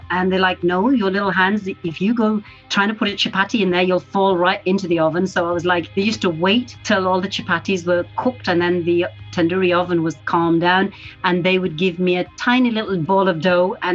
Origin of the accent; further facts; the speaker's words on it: Pakistan; now in United Kingdom; I was born in Pakistan.